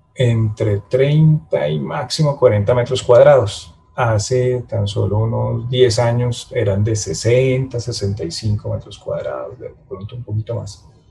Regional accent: Bogotá, Colombia; yo soy bogotano

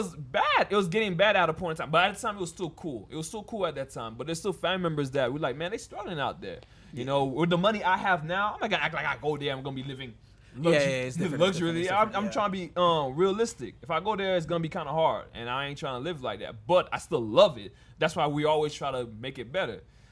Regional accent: Haiti; I love my country

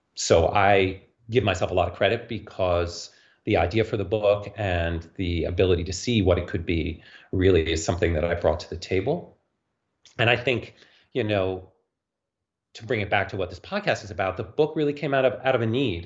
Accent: New York City, New York, United States; growing up in New York City

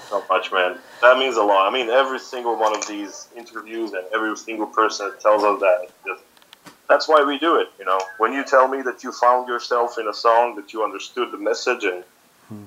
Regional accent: Banja Luka, Republika Srpska, Bosnia & Herzegovina; I played in my hometown in Banja Luka in Bosnia

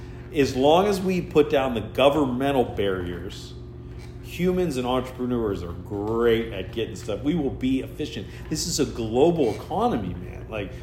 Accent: United States; I'm an American.

